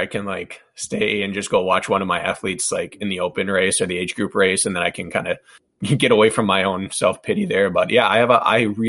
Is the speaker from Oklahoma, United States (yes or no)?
no; Wisconsin, United States; She was the Olympic gymnast from my hometown. We grew up together.